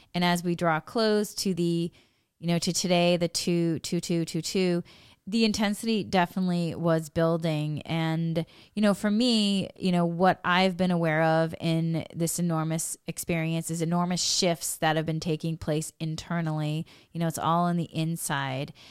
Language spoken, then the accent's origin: English; New England, Massachusetts, United States; I come from New England, Massachusetts